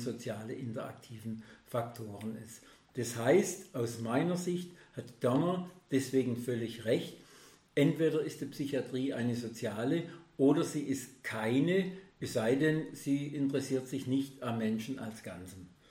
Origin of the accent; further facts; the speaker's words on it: Germany; bei uns in Deutschland